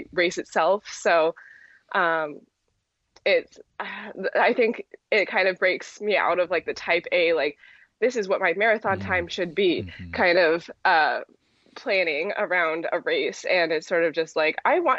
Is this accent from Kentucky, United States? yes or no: no; Mill Valley, California, United States; Mill Valley is my hometown